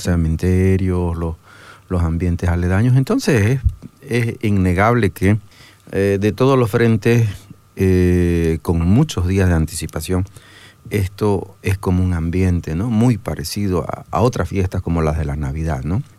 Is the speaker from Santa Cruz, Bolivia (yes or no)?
yes; Santa Cruz de la Sierra, Santa Cruz, Bolivia; yo soy de Santa Cruz